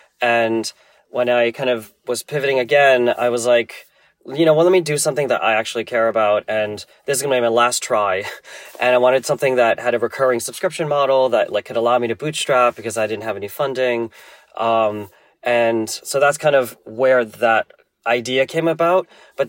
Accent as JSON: {"language": "English", "region": "New Jersey", "country": "United States", "tie": "born or raised there", "also_born_or_lived": "California / Tokyo, Japan", "moved": "as an adult", "lives_now": "New York, United States", "said": "I was born in New York, raised in New Jersey."}